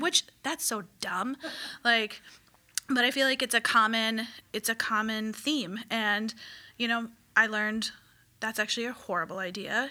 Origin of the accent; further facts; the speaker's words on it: Midwest, United States; growing up in the Midwest